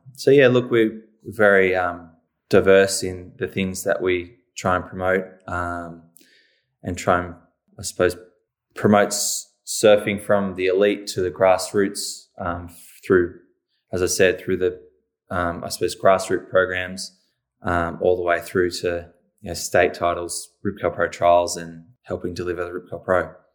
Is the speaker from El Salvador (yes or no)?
no; Cape Bridgewater, Victoria, Australia; moved away as an adult; now in Torquay, Australia; I was born in eighty-two, um, so we lived at Cape Ridgewater